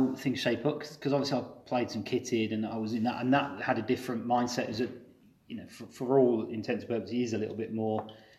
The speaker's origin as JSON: {"language": "English", "town": "Coventry", "region": "West Midlands", "country": "United Kingdom", "said": "We come from Coventry and we ended up basically not having to go very far for everything."}